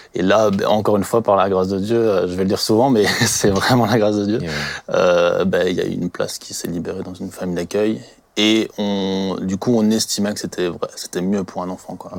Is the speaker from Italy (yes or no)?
no; Colmar, Grand Est, France; je viens du secteur de Colmar. Je travaille à Colmar aussi